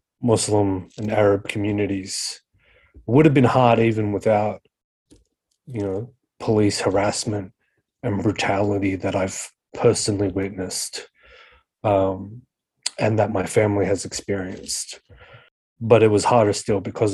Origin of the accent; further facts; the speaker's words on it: Sydney, New South Wales, Australia; I was born and raised in Western Sydney, in Liverpool, around Casula, Lanier, Warwick Farm areas